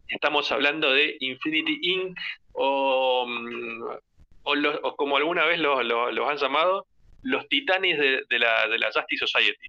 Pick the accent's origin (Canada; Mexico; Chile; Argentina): Argentina; como argentinos